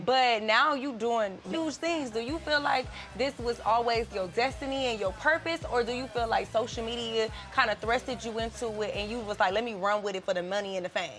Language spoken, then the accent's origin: English; the South, United States; I come from the South too